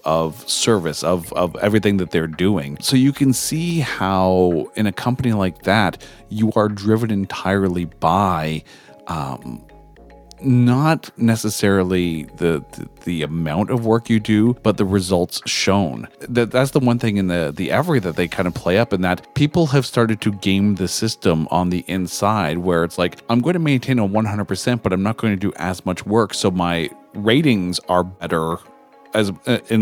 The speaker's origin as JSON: {"language": "English", "country": "Canada", "said": "I'm Canadian"}